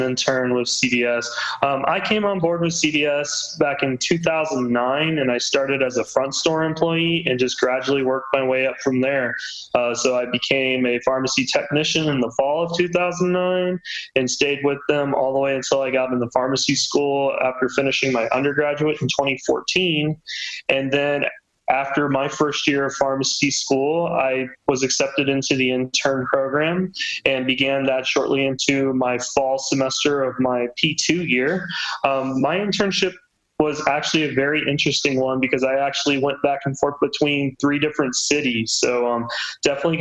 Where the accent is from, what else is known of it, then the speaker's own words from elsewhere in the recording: South Carolina, United States; also born or lived in Texas; now in Austin, United States; I am actually originally from the Carolinas, so South Carolina